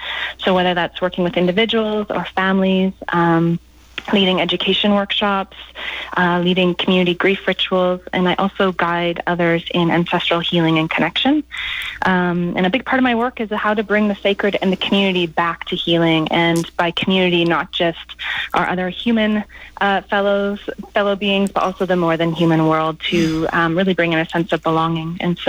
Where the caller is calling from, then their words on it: Vancouver Island, British Columbia, Canada; yes, I'm calling from Vancouver Island, west coast of Canada, on the ancestral lands of the Coast Salish Lekwungen-speaking people.